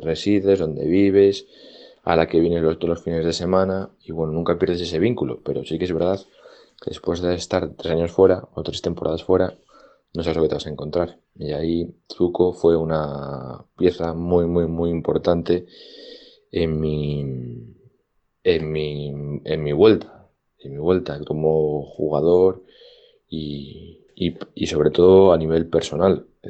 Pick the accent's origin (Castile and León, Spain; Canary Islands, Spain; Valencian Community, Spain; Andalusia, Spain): Castile and León, Spain; Valladolid; also born or lived in Medina de Rioseco / Madrid; nos trasladamos la familia entera desde Río Seco a Valladolid a vivir y empezamos aquí en un nuevo colegio